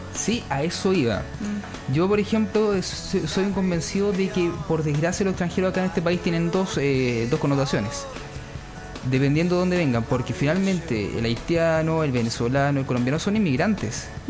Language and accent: Spanish; Futrono, Los Ríos, Chile; yo vengo de Futrono. Futrono es eh, región de los ríos, Valdivia